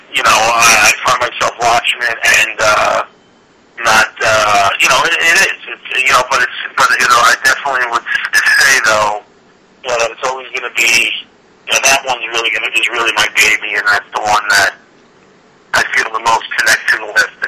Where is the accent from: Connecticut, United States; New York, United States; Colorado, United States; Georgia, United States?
New York, United States; New York City; growing up in Queens